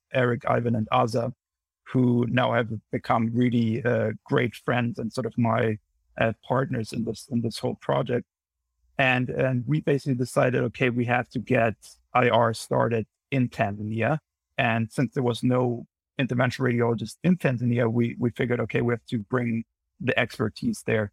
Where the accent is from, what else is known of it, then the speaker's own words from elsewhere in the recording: Munich, Bavaria, Germany; moved away as an adult; now in New Haven, United States; I'm originally from Munich in Germany, and I moved over here after medical school in 2015 for my training, and have been here ever since.